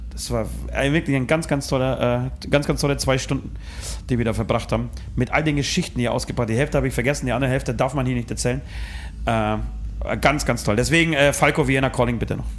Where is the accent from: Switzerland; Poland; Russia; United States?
Poland; moved away; ich als Pole